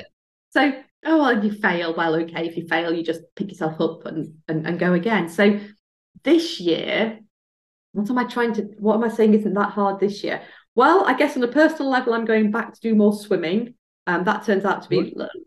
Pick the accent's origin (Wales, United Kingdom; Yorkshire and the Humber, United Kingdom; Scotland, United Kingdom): Yorkshire and the Humber, United Kingdom; Barnsley; growing up in Barnsley